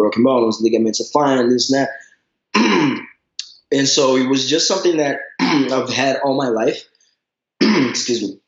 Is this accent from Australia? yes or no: no; Brazil; moved away; Growing up in Brazil